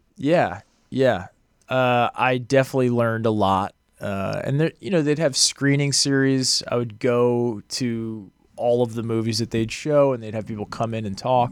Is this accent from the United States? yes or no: yes; outside of Boston, Massachusetts, United States; moved away as an adult; also born or lived in Los Angeles; I grew up outside of Boston